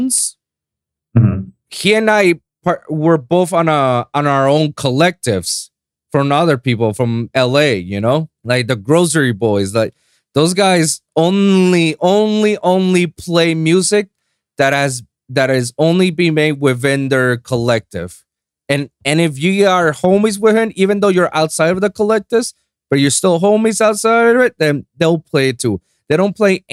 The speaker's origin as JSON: {"language": "English", "country": "Puerto Rico", "tie": "born or raised there", "second_language": "English", "moved": "yes", "lives_now": "South Florida, United States", "said": "here in South Florida or in my hometown in Puerto Rico"}